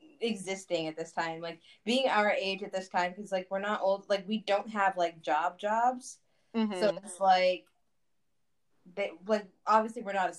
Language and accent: English; Texas, United States; I love being a Texan